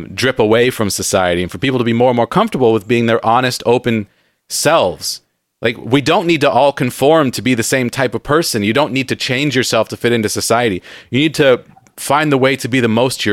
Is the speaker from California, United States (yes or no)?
yes; San Diego, California, United States; now in Seattle, United States; growing up in San Diego